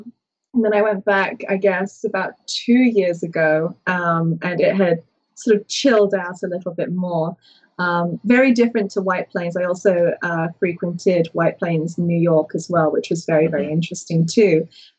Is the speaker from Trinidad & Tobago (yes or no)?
no; England, United Kingdom; I came from England where we have like one show and it's corn snakes and ball pythons.